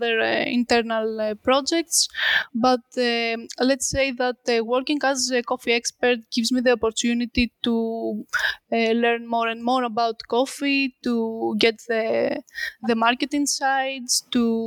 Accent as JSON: {"language": "English", "country": "Greece", "tie": "born or raised there", "said": "I returned back to my hometown"}